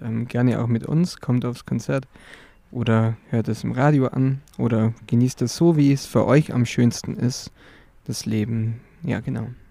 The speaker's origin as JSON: {"language": "German", "town": "Altenmünster", "region": "Bavaria", "country": "Germany", "lives_now": "Augsburg, Germany", "said": "ich komme aus Altenmünster, genauer gesagt Eppishofen. Ursprünglich äh, wohne aber jetzt auch in Augsburg"}